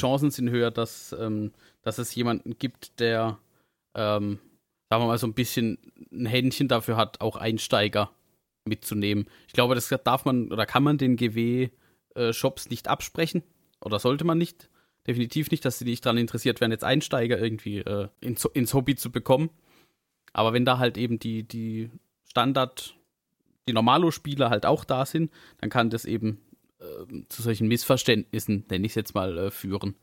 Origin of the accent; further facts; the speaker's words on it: Southern Germany, Germany; accent: southern German dialect; an unserem Dialekt, bei manchen mehr, bei manchen weniger, äh, hört man, dass, dass wir ja alle irgendwie so aus der Richtung, äh, also so süddeutsche Ecke.